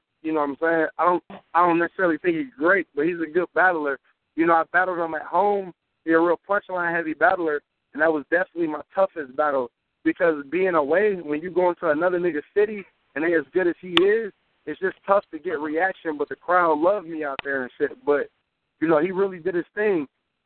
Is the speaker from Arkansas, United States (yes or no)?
no; Detroit, Michigan, United States; I'm from Detroit.